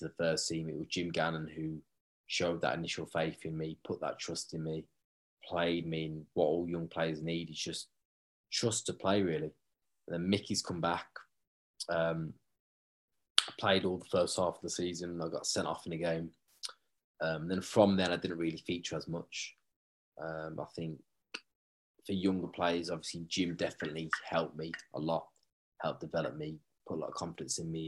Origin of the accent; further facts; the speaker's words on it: Wolverhampton, West Midlands, United Kingdom; That's my hometown club